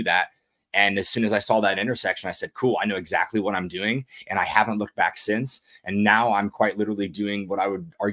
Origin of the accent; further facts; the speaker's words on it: United States; I'm all about being American